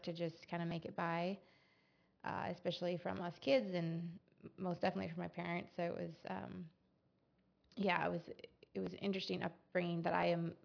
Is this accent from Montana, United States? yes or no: yes; Coram, Montana, United States; I grew up in Coram, which is 5 minutes from the entrance of Glacier National Park